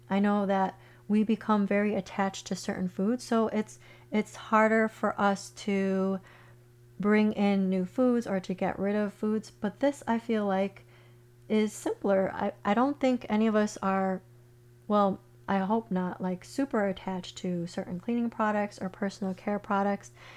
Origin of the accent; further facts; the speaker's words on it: Chicago, Illinois, United States; moved away as an adult; now in Florida, United States; I grew up in Chicago. I lived in Chicago most of my life where it's cold